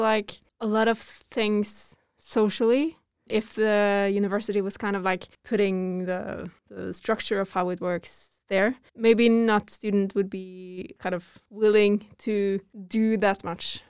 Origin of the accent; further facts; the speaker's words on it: Norway; I'm from Norway. Growing up here